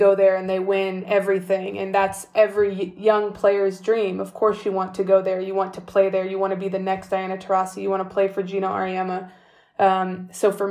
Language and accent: English; California, United States; moved away as an adult; also born or lived in Greece; I'm from California, and they were saying I was becoming one of the best seventh graders in the state of California